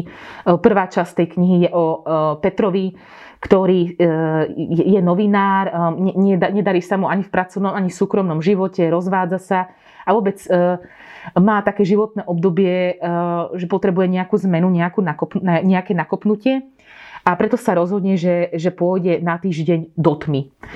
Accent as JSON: {"language": "Slovak", "region": "eastern Slovakia", "country": "Slovakia", "said": "Ja som z Východu"}